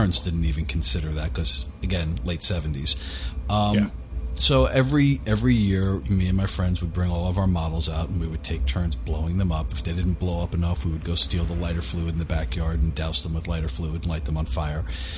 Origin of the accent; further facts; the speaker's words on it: New York City, New York, United States; I grew up in New York. I grew up in Queens